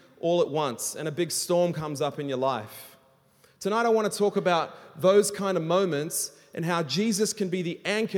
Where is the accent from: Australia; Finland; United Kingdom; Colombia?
Australia; now in Hong Kong; I'm an Australian, and I live in Hong Kong